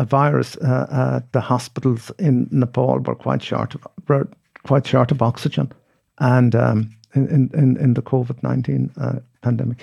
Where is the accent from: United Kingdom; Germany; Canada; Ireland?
Ireland; Mayo, Connacht; also born or lived in Australia; growing up in Mayo